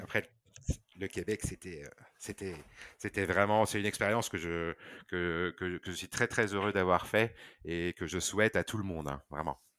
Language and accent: French; Belgium; moved away as an adult; now in Condé-en-Brie, France; je suis belge, donc j'ai fait mes études en Belgique